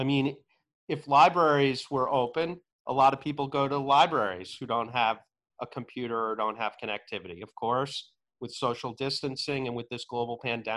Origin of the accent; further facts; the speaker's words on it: New Jersey, United States; the town that I grew up in New Jersey